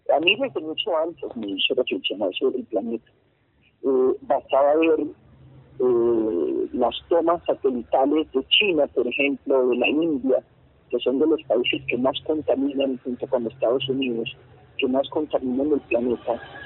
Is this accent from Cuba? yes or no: no; Bogotá, Colombia; also born or lived in Santa Marta, Colombia; Una fue Bogotá, donde yo nací, y otra fue Santa Marta, donde estaban mis abuelos